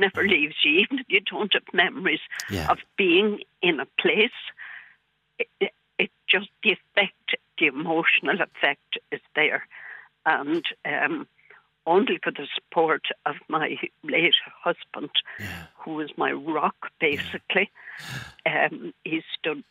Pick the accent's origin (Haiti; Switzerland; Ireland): Ireland; Cork, Munster; I was born in Bessborough in 1947, and I was there for 2 years.